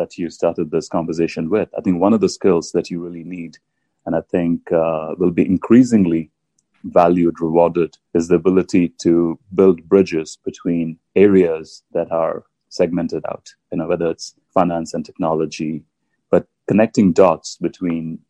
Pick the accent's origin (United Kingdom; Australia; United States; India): India; moved away as an adult; I grew up in India